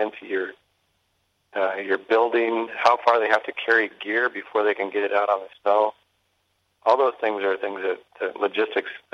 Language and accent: English; Bozeman, Montana, United States; also born or lived in Whitefish, Montana; I grew up in Bozeman at higher elevation